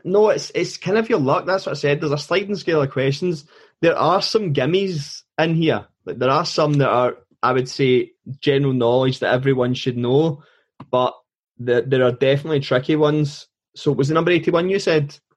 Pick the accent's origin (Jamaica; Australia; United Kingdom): United Kingdom; Scotland; being Scottish